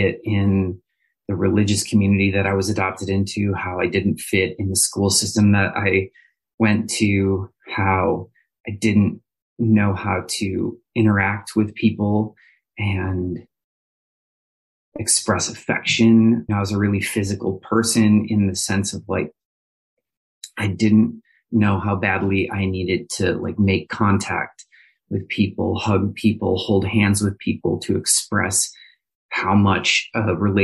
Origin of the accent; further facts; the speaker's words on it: Minneapolis, Minnesota, United States; now in Indianapolis, United States; I am from Minneapolis, Minnesota